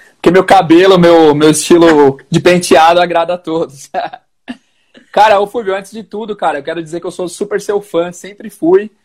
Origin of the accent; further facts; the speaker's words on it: São Paulo, Brazil; eu sou de São Paulo, professor de inglês desde 2015